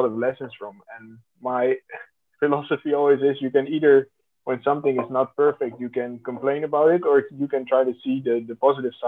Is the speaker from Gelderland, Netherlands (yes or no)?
no; The Hague, South Holland, Netherlands; So I grew up in The Hague amongst very different cultures too